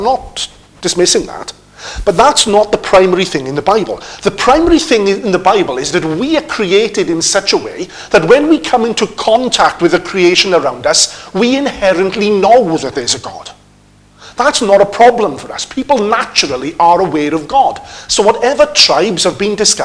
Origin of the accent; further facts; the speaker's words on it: United Kingdom; also born or lived in Wrexham; being British people